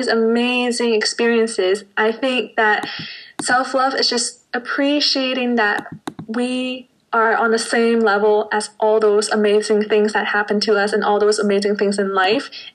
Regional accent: Canada; also born or lived in Hong Kong; now in Zurich, Switzerland; I was born in Hong Kong, but raised in Canada, but now I'm living in Zurich, Switzerland

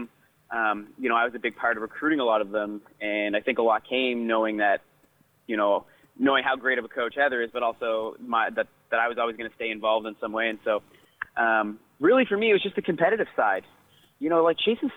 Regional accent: Canada; now in Victoria, Canada; as Canadian runners

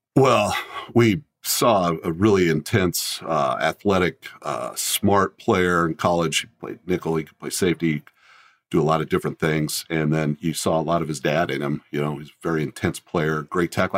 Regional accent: Colorado, United States; also born or lived in Fremont, Nebraska; when I was young, we moved to Colorado, so I grew up in Colorado.

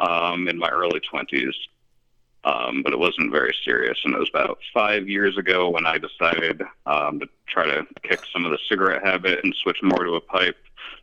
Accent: Lawrence, New York, United States; also born or lived in Schenectady, New York; So I grew up in the middle of nowhere in New York. I started out in Lawrence, tiny little town, an hour and a half outside of Albany or so. And just a little farm town

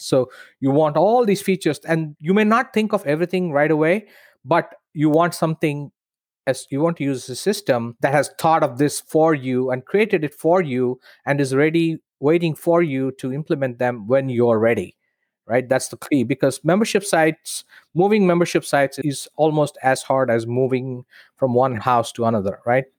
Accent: India; moved away as an adult; in India, in my hometown

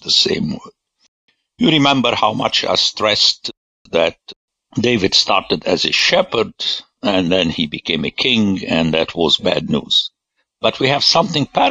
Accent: Lebanon; I grew up in Lebanon

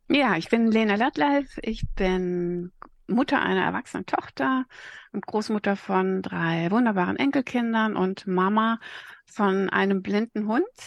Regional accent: Sauerland, North Rhine-Westphalia, Germany; ich bin ein Sauerländer Mädel

